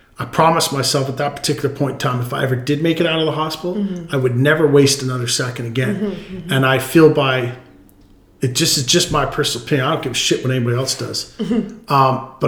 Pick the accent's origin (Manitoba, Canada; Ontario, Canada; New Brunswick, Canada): Ontario, Canada; And when I came out here from Ontario is a complete different breed.